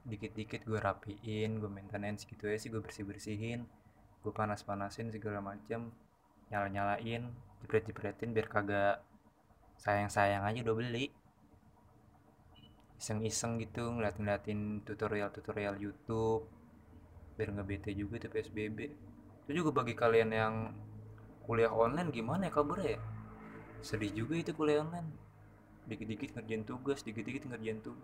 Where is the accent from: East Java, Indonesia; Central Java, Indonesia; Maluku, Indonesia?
Central Java, Indonesia; Klaten; kalau kampung gue pribadi tuh ada di Klaten kan Klaten kan deket ke Solo deket ke Jogja ya